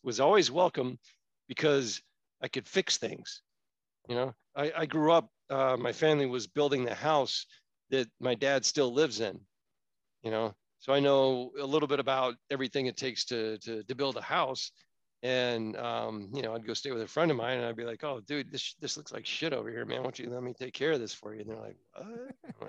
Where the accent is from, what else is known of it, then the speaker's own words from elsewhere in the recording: Florida, United States; now in California, United States; I grew up in Florida